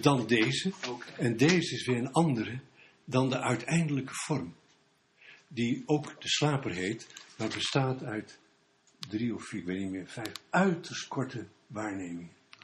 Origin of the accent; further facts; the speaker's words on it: Bergen, North Holland, Netherlands; ik kom uit Bergen, Noord-Holland